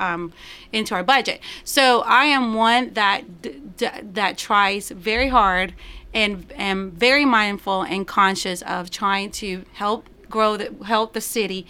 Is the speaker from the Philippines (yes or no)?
no; Puerto Rico; first language Spanish; English is a second language; also born or lived in Florida / Nashville, Tennessee / Knoxville, Tennessee; now in Murfreesboro, United States; I'm from origin originally from Puerto Rico